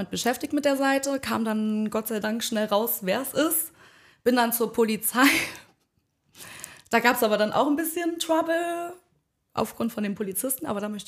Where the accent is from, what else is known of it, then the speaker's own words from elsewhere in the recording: Bischmisheim, Saarland, Germany; Ich komme aus Bitchmissheim